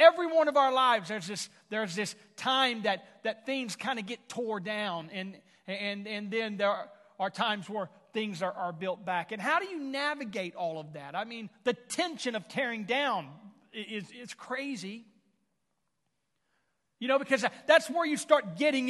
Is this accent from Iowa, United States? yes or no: no; Houston, Texas, United States; now in Tulsa area, United States; I was born and raised in the Houston, Texas area